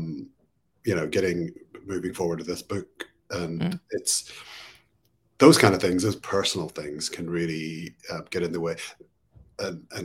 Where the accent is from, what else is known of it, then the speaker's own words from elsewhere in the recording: Belfast, Northern Ireland, United Kingdom; growing up in Northern Ireland, in Belfast, during the Troubles